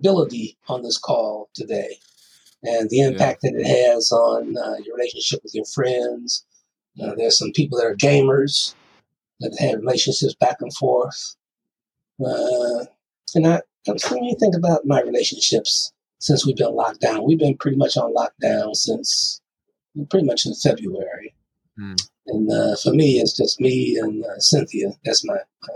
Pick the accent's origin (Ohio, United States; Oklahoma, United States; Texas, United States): Ohio, United States; Toledo; also born or lived in Chicago; now in North Carolina, United States; I'm from Toledo, Ohio